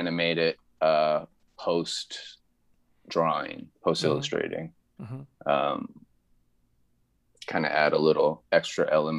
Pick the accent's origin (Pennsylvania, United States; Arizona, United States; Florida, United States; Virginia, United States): Pennsylvania, United States; Philadelphia; So I'm from Philly, kind of. It's my home. I lived there longer than I lived anywhere in my life.